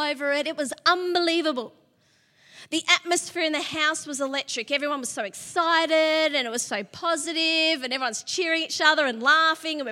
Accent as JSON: {"language": "English", "town": "Sydney", "region": "New South Wales", "country": "Australia", "moved": "yes", "lives_now": "Melbourne, Australia", "said": "My brother Matt got married first, and we're from Sydney"}